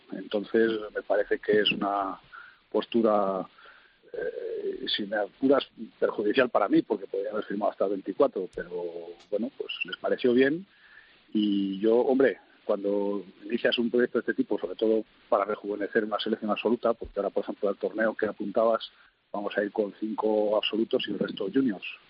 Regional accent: Spain; moved away as an adult; now in Kuwait; lo que somos los españoles, que somos muy, prácticos y muy operativos

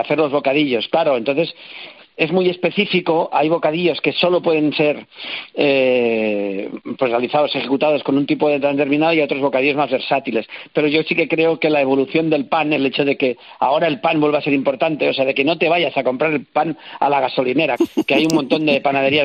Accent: Santa Coloma de Farners, Catalonia, Spain; Yo soy catalán de Santo de Farnés

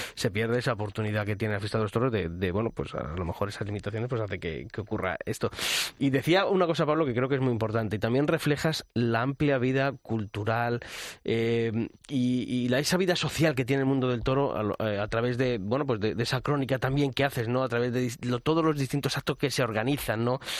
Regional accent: Ávila, Castile and León, Spain; allí en mi tierra, en Ávila

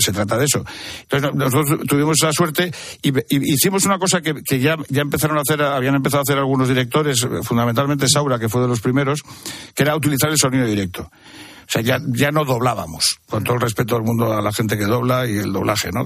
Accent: Madrid, Community of Madrid, Spain; born or raised there; also born or lived in Torrelavega, Cantabria

